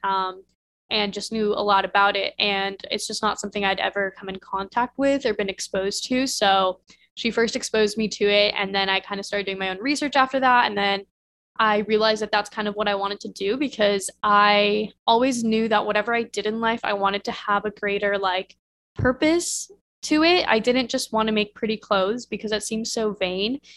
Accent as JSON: {"language": "English", "region": "Midwest", "country": "United States", "tie": "born or raised there", "said": "I grew up in the Midwest where nobody goes to fashion school"}